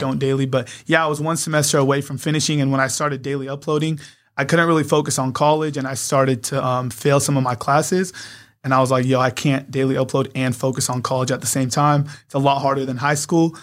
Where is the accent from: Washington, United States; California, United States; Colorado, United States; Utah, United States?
California, United States; San Diego; born or raised there; also born or lived in Poway